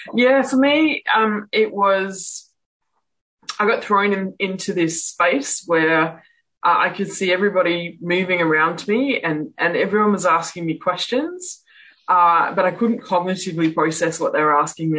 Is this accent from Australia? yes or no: yes; Perth, Western Australia, Australia; I'm from Perth in Western Australia.